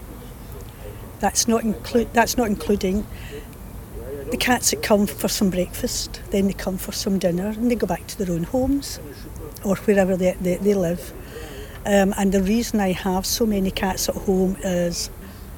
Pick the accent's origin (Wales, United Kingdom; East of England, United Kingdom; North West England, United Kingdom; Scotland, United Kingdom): Scotland, United Kingdom; Paisley; moved away as an adult; also born or lived in Colchester, England; now in Northern Cyprus; I come from Paisley, born and bred in Paisley, west of Scotland